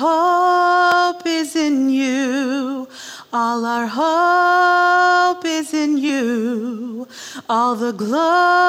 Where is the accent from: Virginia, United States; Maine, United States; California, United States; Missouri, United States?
Missouri, United States; Kansas City; moved away as an adult; also born or lived in Monterrey, Mexico / Chicago; I'm from Kansas City